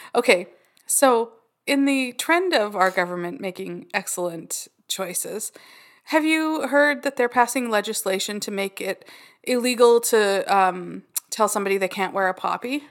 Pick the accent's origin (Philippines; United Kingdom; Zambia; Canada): Canada; We're Canadian